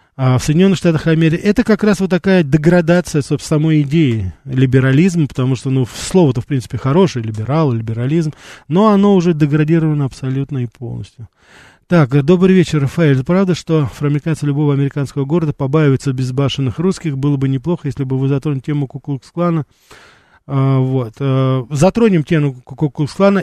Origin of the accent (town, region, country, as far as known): Armenia; also born or lived in Brighton Beach, New York; now in New York, United States